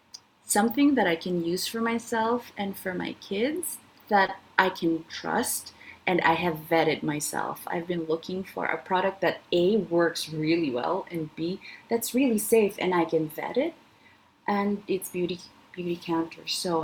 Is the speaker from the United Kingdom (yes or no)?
no; Canada; In Canada, it's lagging a lot. I'm Canadian.